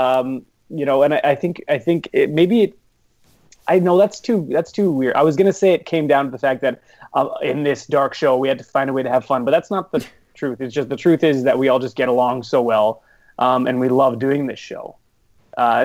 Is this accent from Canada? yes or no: yes; Edmonton, Alberta, Canada; I'm from Edmonton